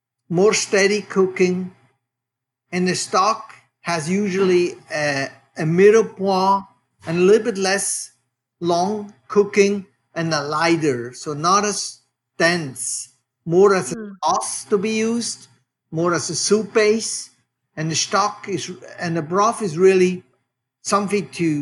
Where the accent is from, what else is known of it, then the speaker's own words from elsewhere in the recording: Switzerland; now in Oakland, United States; As you can hear from my accent, I am from Switzerland. I'm a third generation butcher. I grew up, just to give listeners a little bit of a perspective where I actually grew up in Switzerland